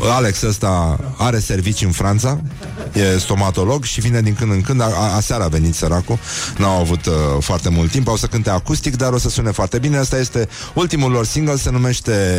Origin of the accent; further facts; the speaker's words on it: Brăila, Brăila County, Romania; eu sunt născut la Brăila